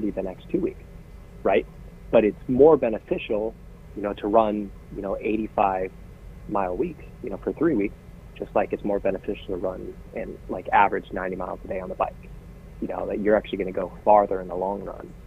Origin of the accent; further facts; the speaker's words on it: West Coast, United States; I'm from the West Coast